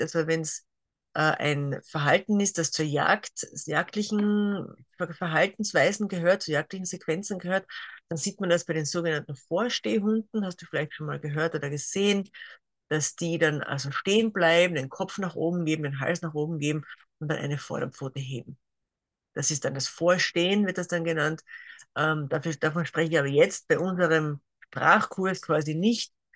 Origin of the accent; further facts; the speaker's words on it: Carinthia, Austria; also born or lived in near Graz, Styria; now in Graz area, Austria; komme ursprünglich aus Kärnten